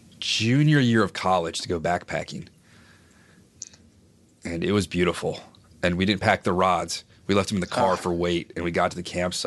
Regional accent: Reston, Virginia, United States; I grew up in Reston, Virginia, which at the time was still pretty, not rural, but it was built into the woods as a planned community.

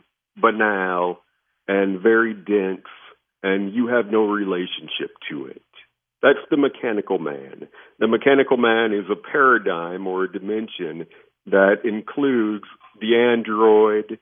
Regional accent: United States; as an American population with Silicon Valley and all of our great entrepreneurs

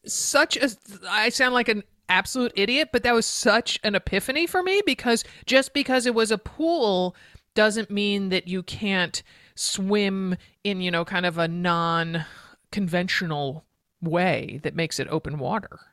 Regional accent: Connecticut, United States; my home state of Connecticut

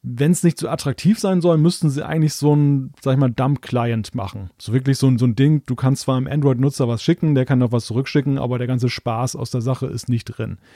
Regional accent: Germany; jetzt als Deutscher

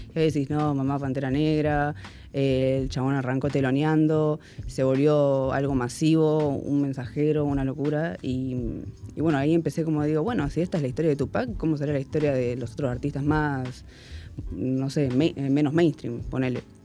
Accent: Miramar, Buenos Aires Province, Argentina; moved away as an adult; now in Munro, Argentina; soy de Miramar, para todos los que dicen que soy de Mar del Plata, soy de Miramar.

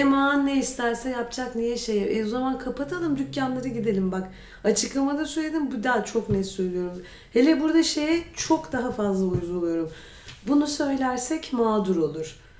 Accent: Istanbul, Turkey; Ben doğma büyüme İstanbulluyum.

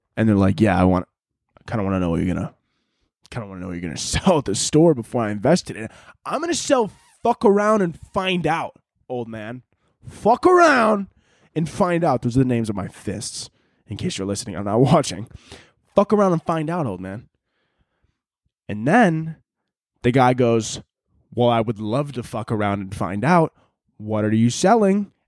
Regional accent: United States; I'm an American

